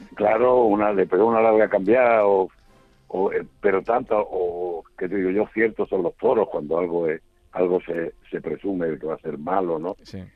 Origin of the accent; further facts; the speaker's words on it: Aznalcázar, Andalusia, Spain; en mi pueblo